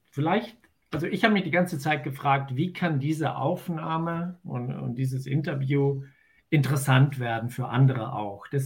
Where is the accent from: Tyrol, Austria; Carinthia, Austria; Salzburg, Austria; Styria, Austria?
Tyrol, Austria; now in Germany; Aber da, wo ich natürlich herkomme und wo ich geboren bin, in den Ötztaler Bergen, dort ist Servus natürlich das äh, Begrüßungswort schlechthin.